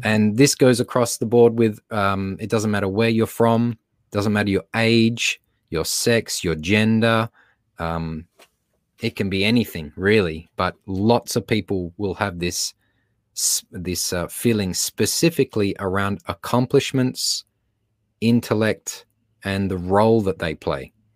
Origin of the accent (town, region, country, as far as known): Australia; accent: Australian; now in Los Angeles, United States